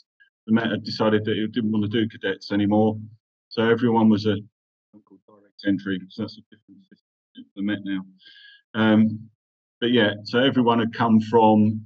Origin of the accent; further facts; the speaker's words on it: London, United Kingdom; first language English; moved away as an adult; now in Qatar; Yeah, I'm from Ilford originally. So north, east London.